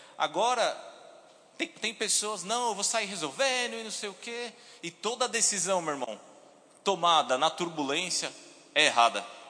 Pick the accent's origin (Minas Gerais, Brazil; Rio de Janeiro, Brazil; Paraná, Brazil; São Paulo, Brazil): São Paulo, Brazil; moved away as an adult; now in Campina Grande, Brazil; sou paulista, sou de São Paulo